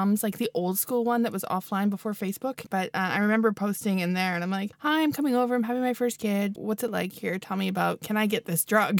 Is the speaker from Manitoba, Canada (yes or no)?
yes; Winnipeg, Manitoba, Canada; moved away as an adult; also born or lived in Edmonton / Ireland; now in Sweden; Originally, I'm from Canada, born in Edmonton, raised in Winnipeg. So Winnipeg is my hometown, and I've been here for 8 years now. 8 years this month.